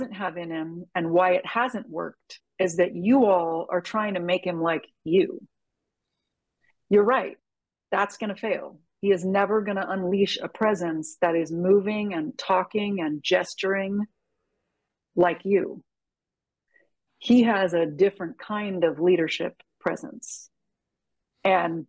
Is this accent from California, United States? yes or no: yes; San Francisco, California, United States; I'm from San Francisco